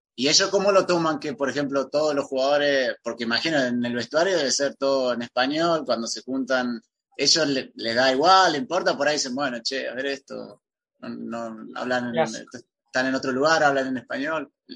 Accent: Entre Ríos, Argentina; yo soy de Entre Ríos

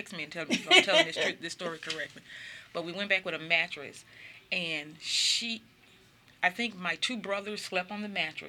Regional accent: Mississippi, United States; So I think the best word that I could choose for growing up in Mississippi, growing up the way I did, was mm-hmm. life-changing.

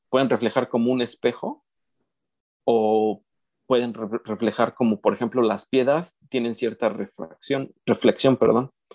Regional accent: Mexico; yo soy mexicano

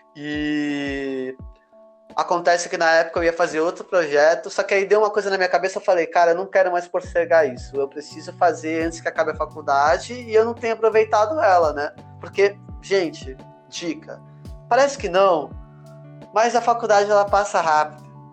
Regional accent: Santos, São Paulo, Brazil; Eu sou de Santos

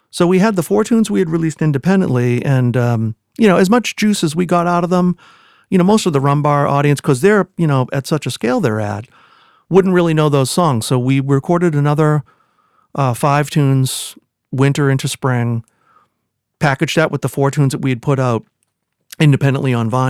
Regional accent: Quincy, Massachusetts, United States; I actually live not too far from it. I left Quincy, just for the record, for 12 years, and then I moved back. I'm there now.

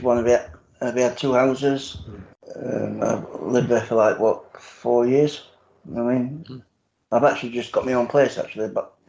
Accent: Sheffield, Yorkshire and the Humber, United Kingdom; So I don't support either team anyway. I'm from Sheffield.

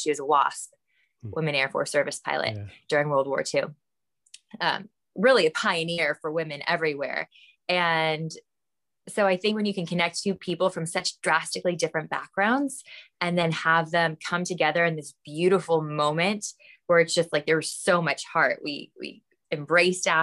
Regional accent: Los Angeles, California, United States; also born or lived in Calabasas; I am from the Valley. I'm a Valley girl. Calabasas, Woodland Hills, grew up all in that area

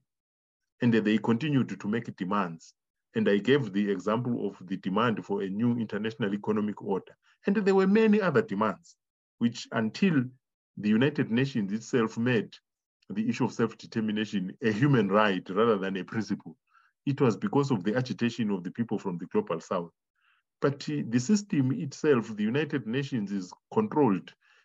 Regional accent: Zimbabwe; I come from Zimbabwe.

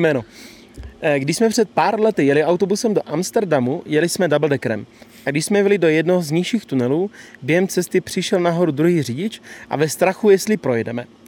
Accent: Bohemia, Czechia; u nás v Čechách

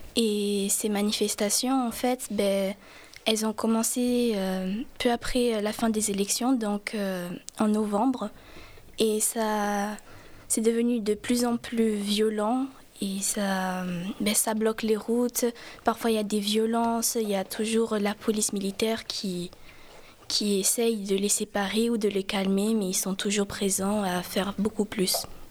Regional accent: Brazil; moved away; je viens du Brésil

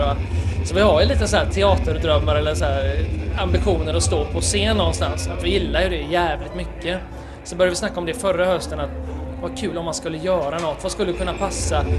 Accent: Gothenburg, Västra Götaland, Sweden; Vi hängde ju alltså ute i Bildal då, där vi kommer ifrån

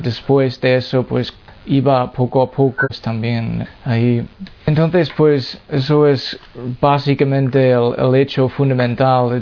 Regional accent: Massachusetts, United States; Spanish is a second language; moved away; yo soy de Massachusetts, en Estados Unidos, y me he criado en una familia no católico

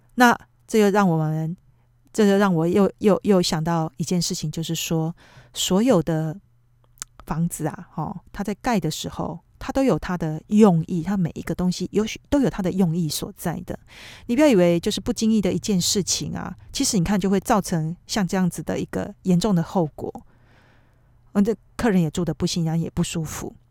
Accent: Taiwan; now in Tokyo, Japan; 我们台湾人

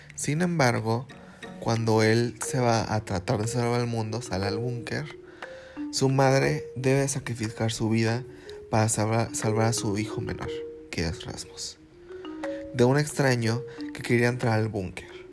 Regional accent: Fortín de las Flores, Veracruz, Mexico; soy de Veracruz y para ser más físico, de la ciudad de Fortín de las Flores.

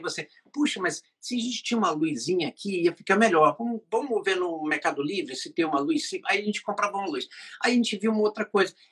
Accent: England, United Kingdom; now in Brazil; a família que morava na Inglaterra, porque eu sou inglês, morava no Brasil

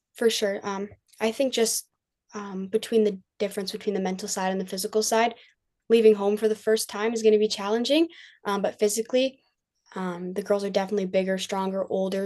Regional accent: Kitchener, Ontario, Canada; play at a high level in my hometown

